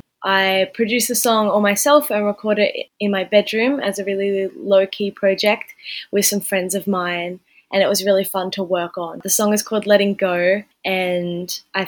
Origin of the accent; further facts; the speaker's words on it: Eltham, New South Wales, Australia; I grew up in Eltham, Northern New South Wales